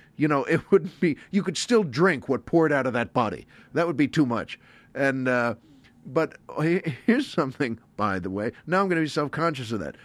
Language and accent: English; Valley Stream, New York, United States; moved away; I'm from Valley Stream, which is on Long Island